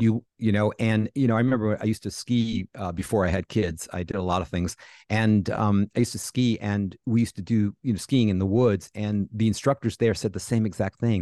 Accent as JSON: {"language": "English", "region": "New York", "country": "United States", "said": "I'm a New Yorker"}